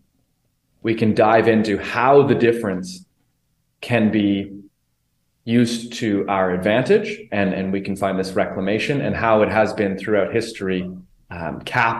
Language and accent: English; Calgary, Alberta, Canada; moved away as an adult; also born or lived in Vancouver Island, Canada; now in Mexico; born and raised in Calgary, Alberta, Canada, most recently living on Vancouver Island in Canada, currently in Mexico